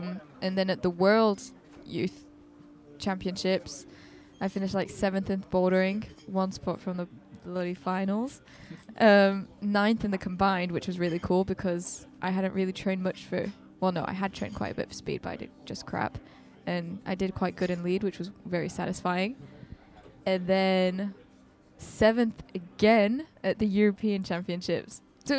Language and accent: English; German-speaking Switzerland, Switzerland; born there; So I was born in Switzerland, in the Swiss-German part. So I've got a Swiss passport.